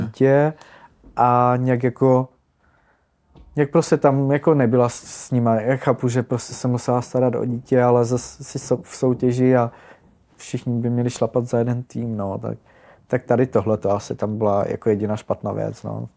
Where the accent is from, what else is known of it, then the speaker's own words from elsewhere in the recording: Ostrava, Moravian-Silesian Region, Czechia; jsem z Ostravy